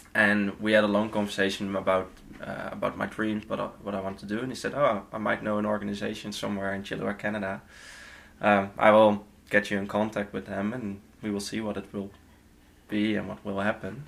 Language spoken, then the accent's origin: English; Netherlands; moved away; From the Netherlands, all the way.